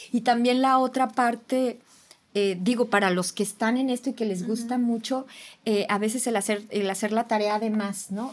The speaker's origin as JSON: {"language": "Spanish", "region": "Jalisco", "country": "Mexico", "said": "sí soy de Jalisco"}